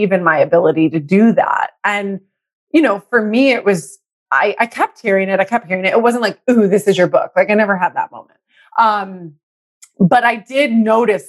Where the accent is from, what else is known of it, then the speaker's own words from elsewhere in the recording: Texas, United States; now in San Francisco, United States; I'm in San Francisco. But I was raised in Texas